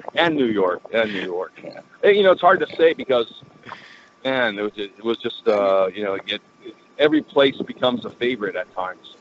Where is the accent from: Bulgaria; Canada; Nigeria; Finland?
Canada; Vancouver, British Columbia; growing up in Vancouver